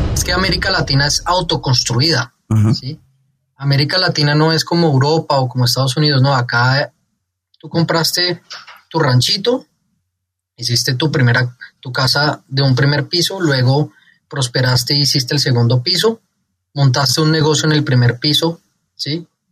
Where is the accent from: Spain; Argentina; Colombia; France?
Colombia; moved away; also born or lived in Mexico; colombiano de nacimiento, mexicano de corazón